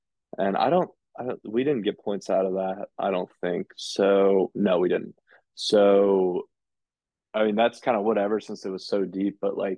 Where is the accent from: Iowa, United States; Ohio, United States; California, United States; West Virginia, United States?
West Virginia, United States; I grew up in West Virginia.